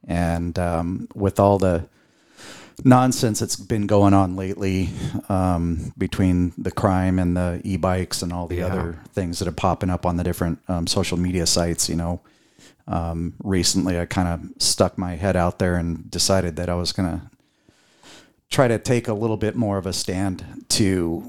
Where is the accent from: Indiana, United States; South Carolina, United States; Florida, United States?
Indiana, United States; born there; also born or lived in Lanai / Philippines / Bay Area; So I was born in Indiana. We lived in Hawaii at the time.